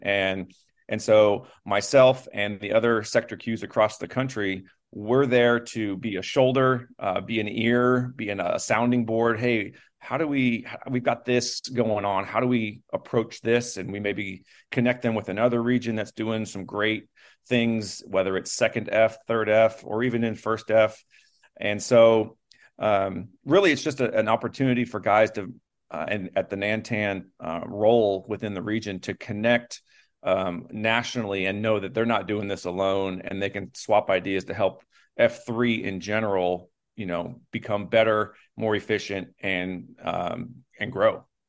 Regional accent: Los Angeles, California, United States; moved away; I'm from Los Angeles area originally.

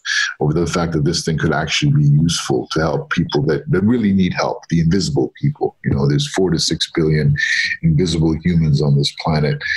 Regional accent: New York City, New York, United States; also born or lived in Egypt; I was born in Egypt. I grew up in New York. My parents went to America for a better life when I was 2 years old

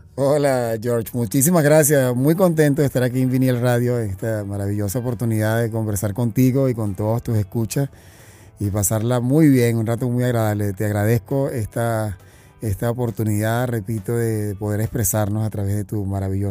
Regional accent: Venezuela; yo soy venezolano

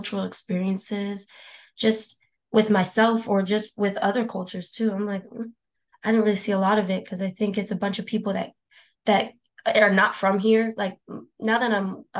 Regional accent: San Diego, California, United States; also born or lived in Britain; I'm from San Diego and I haven't made it very far out. Like, I don't think I've never left.

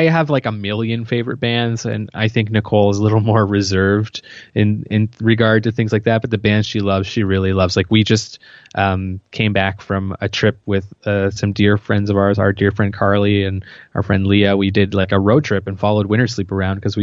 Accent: Yarmouth, Nova Scotia, Canada; moved away as an adult; now in Halifax, Canada; I'm from Yarmouth, which is in Nova Scotia

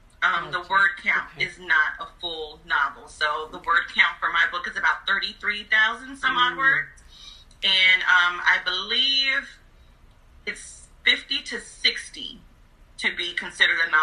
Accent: New Jersey, United States; now in Atlanta, United States; I currently live in Atlanta, Georgia, but I am originally from New Jersey

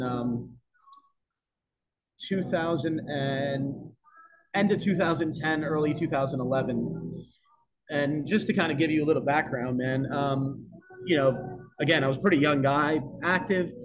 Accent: New York, United States; moved away as an adult; now in Pittsburgh, United States; Not from Pittsburgh originally. I'm from New York

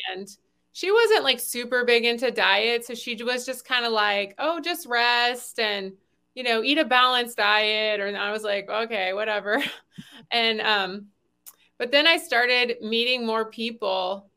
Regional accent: the South, United States; I grew up in the South eating, you know, biscuits

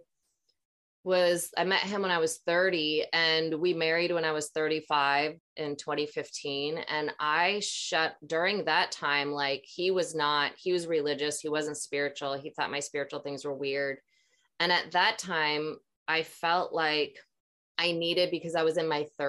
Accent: Minnesota, United States; growing up in Minnesota, same thing, being around a lot of religious people

